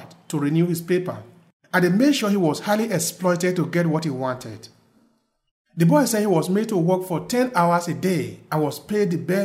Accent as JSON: {"language": "English", "country": "Nigeria", "moved": "as an adult", "lives_now": "Verona, Italy", "said": "I'm originally from Nigeria. And I've been living in Verona, Italy since August of 2004"}